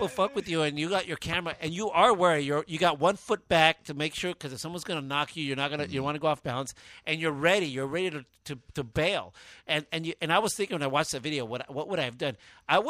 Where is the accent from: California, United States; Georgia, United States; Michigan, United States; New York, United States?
California, United States; Baldwin Park; My brother and I grew up in Baldwin Park